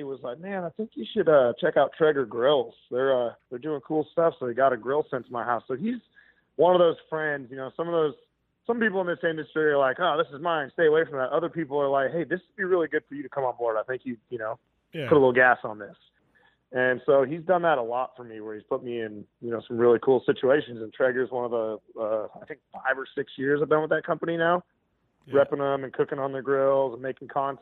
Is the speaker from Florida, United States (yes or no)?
no; Butte, Montana, United States; also born or lived in Flathead Valley, Montana; Butte, Montana, my hometown